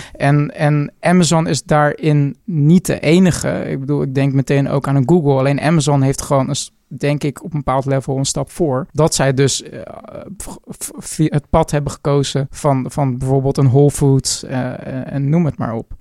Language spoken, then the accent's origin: Dutch; Netherlands; wij als Nederlander